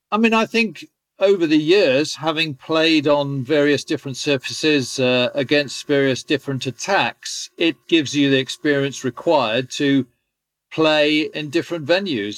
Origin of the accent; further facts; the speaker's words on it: England, United Kingdom; being an Englishman